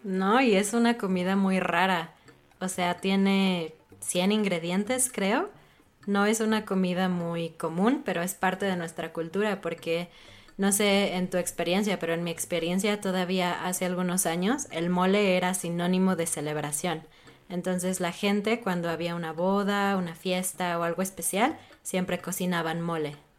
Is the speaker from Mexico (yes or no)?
yes; Mexico; a mí como mexicana